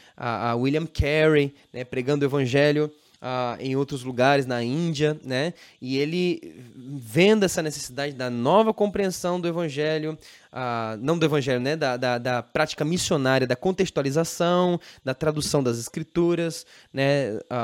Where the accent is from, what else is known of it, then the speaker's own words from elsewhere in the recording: Brazil; nós mesmos é, como brasileiros, temos a tendência de negar a nossa própria cultura